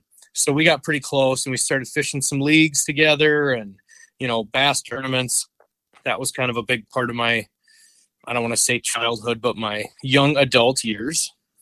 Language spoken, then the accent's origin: English; St. Cloud, Minnesota, United States; also born or lived in Little Falls, Minnesota / Upsala, Minnesota; I was born in Little Falls, I guess, at the hospital there, and lived around Uppsala till I was a few years old. And then I've pretty much been in the St. Cloud area for the rest of my life. I live in Sauk Rapids now.